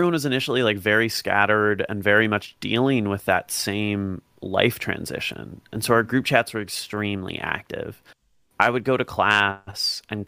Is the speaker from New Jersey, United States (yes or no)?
no; Dublin, Ohio, United States; I'm from Dublin